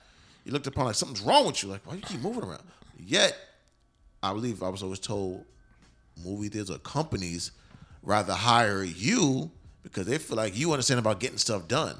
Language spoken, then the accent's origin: English; New York, United States; moved away; from New York.